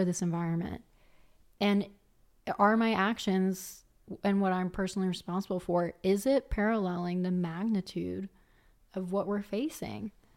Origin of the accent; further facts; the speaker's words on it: Philadelphia, Pennsylvania, United States; moved away as an adult; also born or lived in Colorado; now in Vancouver, Canada; coming from Philly